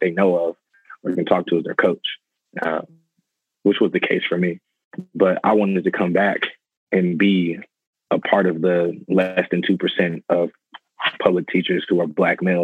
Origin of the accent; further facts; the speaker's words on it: San Antonio, Texas, United States; I'm teaching at Karen Wagner High School here in San Antonio. It's actually the school I graduated from